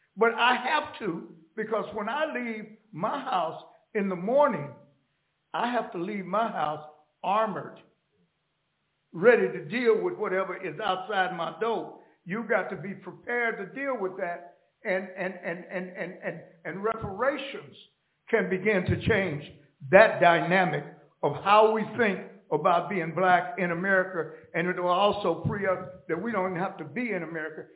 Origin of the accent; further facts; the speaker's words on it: Los Angeles, California, United States; also born or lived in Oklahoma; I started life in an all-black town in Oklahoma. There were 28 in uh, all-black towns at one time. I grew up in Los Angeles